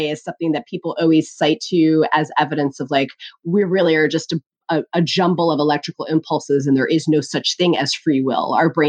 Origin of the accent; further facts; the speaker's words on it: Connecticut, United States; I grew up in Connecticut.